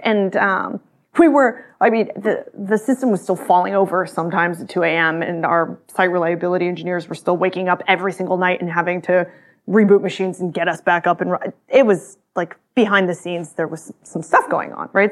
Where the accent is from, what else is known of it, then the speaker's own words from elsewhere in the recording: Austin, Texas, United States; I grew up in Texas, in Austin